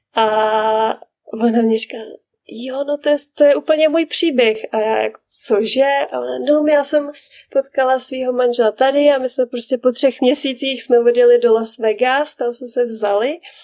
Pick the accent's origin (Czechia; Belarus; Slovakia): Czechia; first language Czech; moved away as an adult; now in Canada; já jako Češka